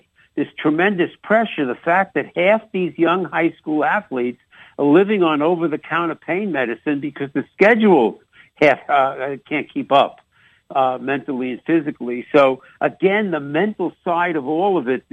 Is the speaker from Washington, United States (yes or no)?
no; New York, United States; accent: New York; also born or lived in Chicago; mixing in a little on New York accent